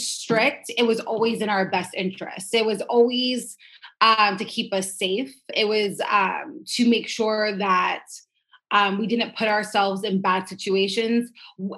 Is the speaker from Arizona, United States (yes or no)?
no; Las Vegas, Nevada, United States; now in Los Angeles, United States; I am originally from Las Vegas, and I moved out to LA in 2006.